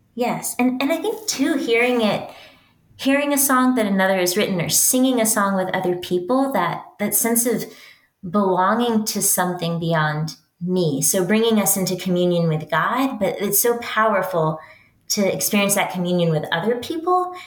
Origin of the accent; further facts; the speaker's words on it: West Texas, United States; I am a Texan and I'm proud of it. I grew up in West Texas.